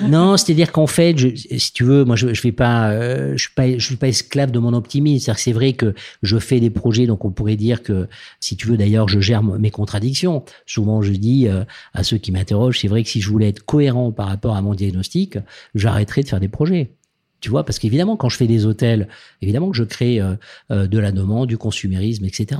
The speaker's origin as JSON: {"language": "French", "town": "Toulouse", "region": "Occitania", "country": "France", "tie": "born or raised there", "said": "venant de Toulouse, moi je suis né dans le Sud-Ouest, donc je, c'est vrai j'ai, voilà, j'ai vécu un peu dans, dans l'univers des canards"}